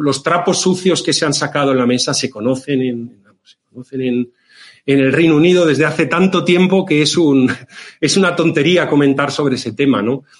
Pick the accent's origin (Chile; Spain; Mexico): Spain; Valencian Community; la bonita comunidad valenciana, mi tierra